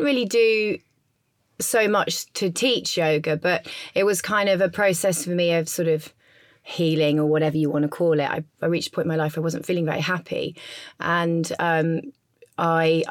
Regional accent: Leicester, East Midlands, United Kingdom; now in London, United Kingdom; I'm not from London. I'm originally from Leicester, from the middle of England, but I live in Notting Hill

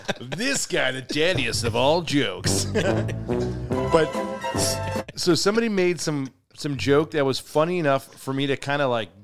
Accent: Chicago, Illinois, United States; now in Nashville, United States; I'm Mexican. I'm from Chicago.

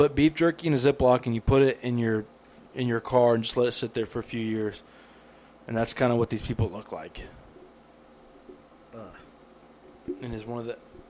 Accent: England, United Kingdom; We didn't partake because we thought, you know, they can tell we're English.

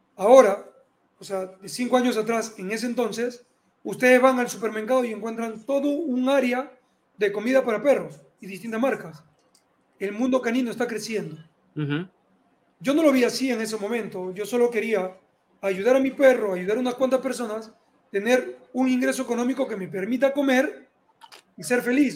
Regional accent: Peru; yo había decidido ser oficial de la Fuerza Aérea de aquí del Perú

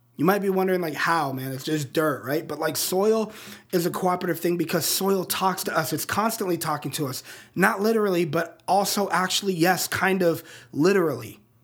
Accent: Colorado Springs, Colorado, United States; the Rocky Mountains of my hometown in Colorado Springs

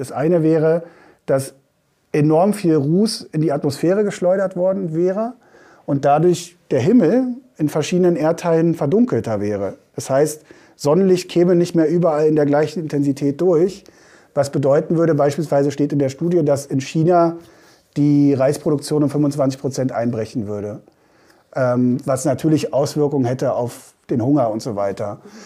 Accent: Bavaria, Germany; bei uns in Bayern

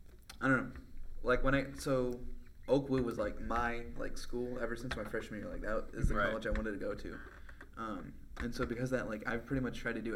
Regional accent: Festus, Missouri, United States; born or raised there; moved away

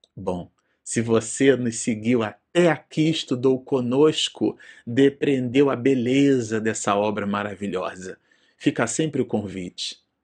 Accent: Brazil; estamos gravando vídeo no Brasil e somos brasileiros, né, por pátria

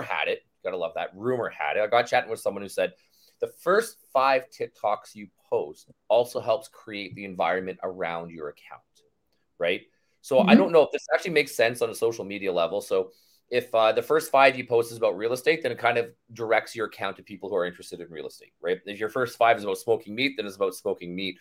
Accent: Canada; I'm Canadian, I live in Canada

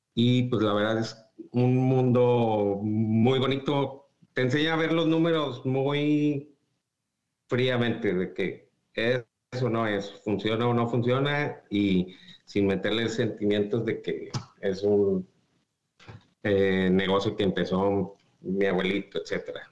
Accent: Saltillo, Coahuila, Mexico; moved away as an adult; now in United States; Yo soy de Saltillo

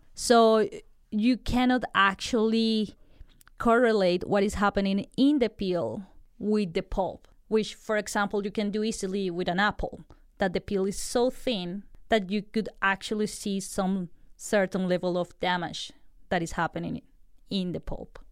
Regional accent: Colombia; moved away; I'm from Colombia

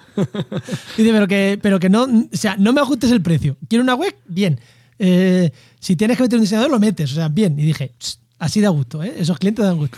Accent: Albacete, Castilla-La Mancha, Spain; Yo es que soy de llano, soy de Albacete

